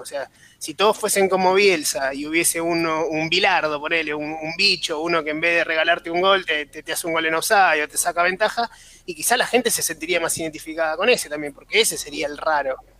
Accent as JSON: {"language": "Spanish", "country": "Argentina", "said": "yo, como argentino, como hincha del fútbol"}